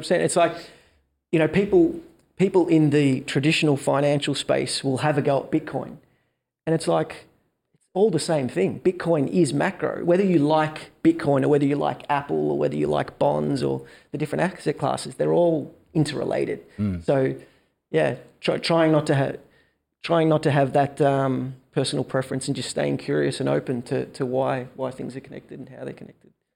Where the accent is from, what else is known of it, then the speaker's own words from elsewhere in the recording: Melbourne, Victoria, Australia; born and raised in Melbourne.